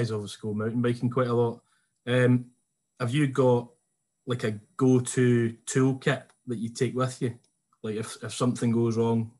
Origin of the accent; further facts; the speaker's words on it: Troon, Scotland, United Kingdom; I'm from Troon.